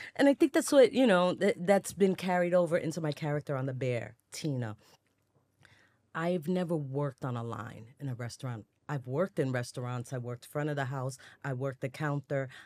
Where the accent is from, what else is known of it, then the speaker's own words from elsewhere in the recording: New York City, New York, United States; I was, you know, growing up in the Bronx when it was on fire all day